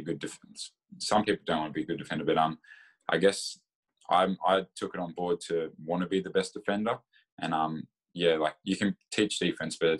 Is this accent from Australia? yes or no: yes; Bendigo, Victoria, Australia; I'm from Bendigo